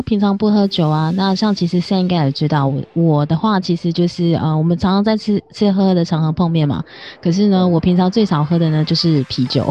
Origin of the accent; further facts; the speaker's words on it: Taiwan; 我是台湾，我是客家人